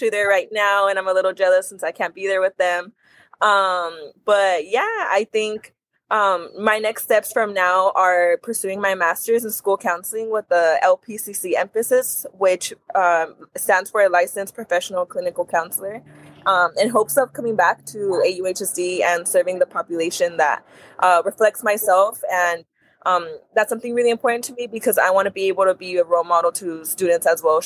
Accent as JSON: {"language": "English", "town": "Anaheim", "region": "California", "country": "United States", "tie": "born or raised there", "also_born_or_lived": "Los Angeles, United States", "said": "I was born and raised in Anaheim"}